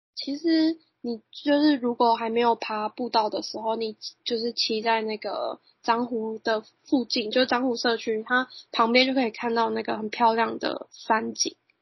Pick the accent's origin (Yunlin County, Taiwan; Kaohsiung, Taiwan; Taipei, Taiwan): Yunlin County, Taiwan; 我本身是园林人